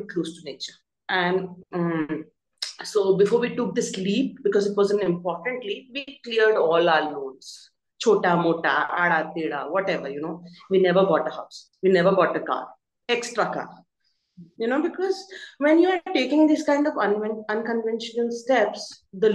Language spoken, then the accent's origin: English; Bhopal, Madhya Pradesh, India; also born or lived in Mumbai, India; now in Delhi, India; we come from Bhopal. So nothing to brag about, but the houses are big.